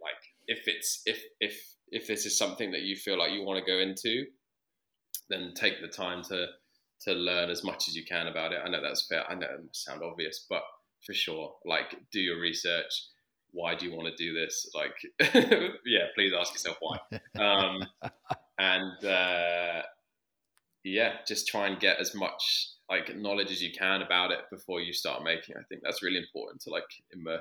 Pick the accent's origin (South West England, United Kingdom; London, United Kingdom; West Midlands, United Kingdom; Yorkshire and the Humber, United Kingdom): London, United Kingdom; also born or lived in Sydney; I grew up in London